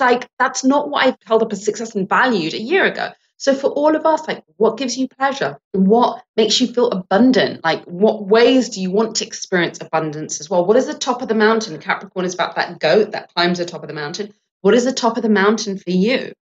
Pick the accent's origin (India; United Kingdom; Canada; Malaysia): United Kingdom; England; now in United States; I was born in England and I'm Sri Lankan English. Now, I'm a Sri Lankan Brit American